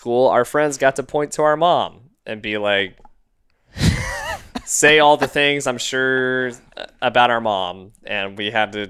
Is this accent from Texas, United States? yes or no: yes; Texas, United States; ask us, and I guess we're rambling because we're Texan.